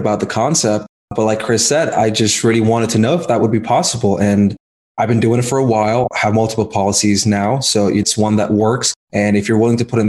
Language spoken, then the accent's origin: English; India; moved away as an adult; now in United States; I was born in India. I came to the US back in 2015